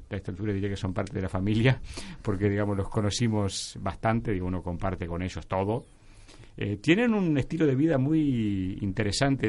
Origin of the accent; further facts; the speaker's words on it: Artigas, Uruguay; soy el uruguayo, nacido en Artigas